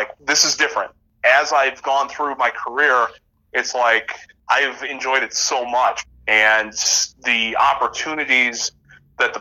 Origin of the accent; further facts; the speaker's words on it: South Bend, Indiana, United States; born and raised South Bendite, South Bendian